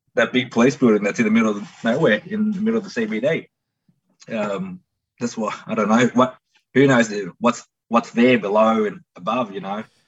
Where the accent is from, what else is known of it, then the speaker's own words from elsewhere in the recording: Melbourne, Victoria, Australia; I grew up somewhere down here